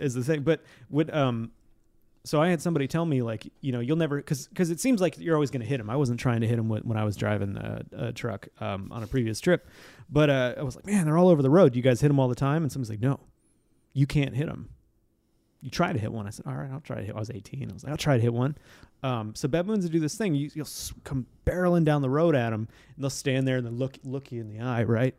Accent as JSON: {"language": "English", "region": "Montana", "country": "United States", "said": "I'm from Montana"}